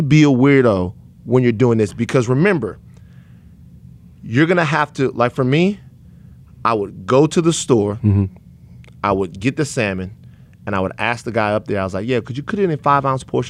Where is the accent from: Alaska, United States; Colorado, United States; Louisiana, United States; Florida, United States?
Louisiana, United States; I'm from Louisiana